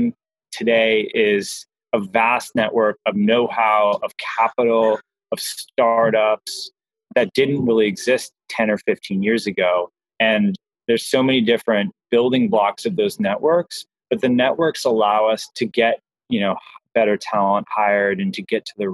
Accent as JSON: {"language": "English", "region": "Southern California", "country": "United States", "tie": "born or raised there", "said": "I grew up in Southern California"}